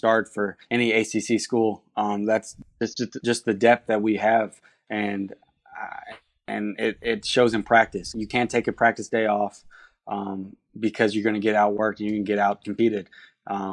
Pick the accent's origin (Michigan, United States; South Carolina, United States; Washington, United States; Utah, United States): South Carolina, United States; Myrtle Beach; I grew up in Myrtle Beach, went to Soxie High School